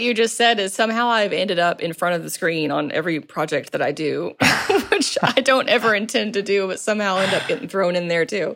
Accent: Maumelle, Arkansas, United States; moved away as an adult; also born or lived in Little Rock, Arkansas / Conway, Arkansas / New York / Los Angeles; I was born and raised in, uh, the, the Little Rock, North Little Rock area, and, um, spent a lot of my time growing up in Maumelle specifically

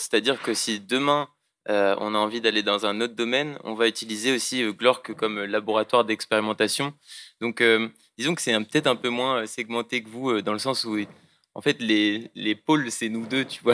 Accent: Moëlan-sur-Mer, Brittany, France; moved away; nous deux on vient de la même ville, donc on présente la mafia finistérienne mais du Finistère Sud. Donc on vient de Moëlan-sur-Mer. Et donc on est des petits jeunes de Moëlan

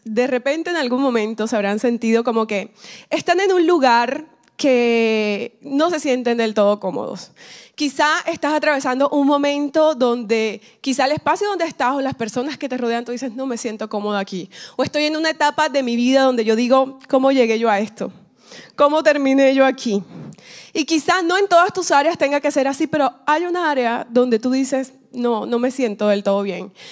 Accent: Colombia; now in Miami, United States; vivo aquí en Miami, pero soy colombiana

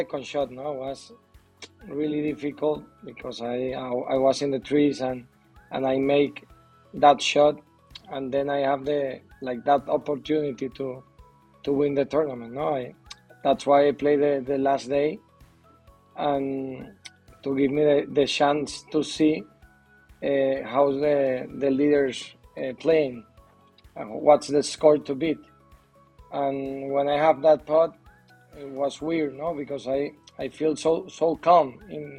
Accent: Venezuela; English is a second language; moved away as an adult; now in Madrid, Spain; I'm from Venezuela, but I live in Madrid. I have 7 years here in Madrid

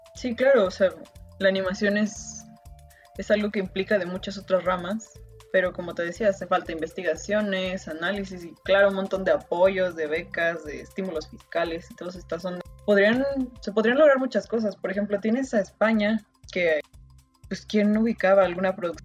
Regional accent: Mexico

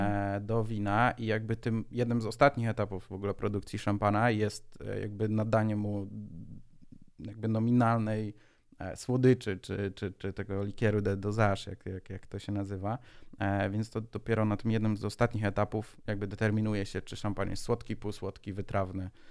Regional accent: Szczecin, West Pomeranian Voivodeship, Poland; Jestem ze Szczecina

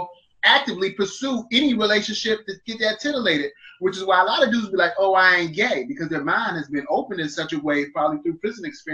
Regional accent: West Coast, United States; I'm from the West Coast

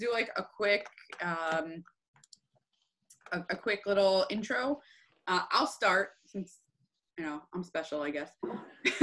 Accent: New Jersey, United States; moved away; I'm originally from New Jersey

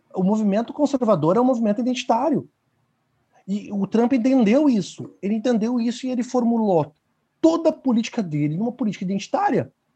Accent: Brazil; nós que somos brasileiros

